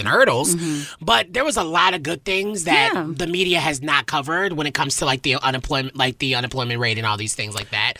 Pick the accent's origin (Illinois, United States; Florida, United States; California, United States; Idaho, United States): Illinois, United States; I'm from Illinois